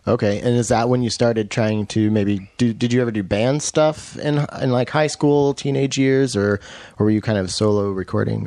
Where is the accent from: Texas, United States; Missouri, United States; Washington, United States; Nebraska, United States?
Washington, United States; also born or lived in Roslyn, Washington; I'm from Washington. I grew up here